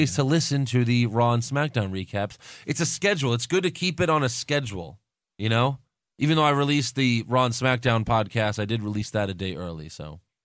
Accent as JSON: {"language": "English", "town": "Sugar Land", "region": "Texas", "country": "United States", "tie": "born or raised there", "also_born_or_lived": "Long Island, New York"}